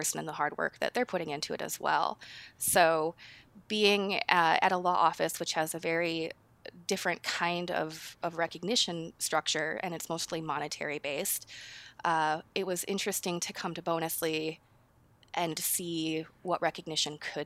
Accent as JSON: {"language": "English", "region": "Minnesota", "country": "United States", "moved": "as an adult", "lives_now": "Seattle, United States", "said": "I'm from Minnesota, and I moved out to Seattle about 10 years ago, but maybe you'll hear that accent pull through it all."}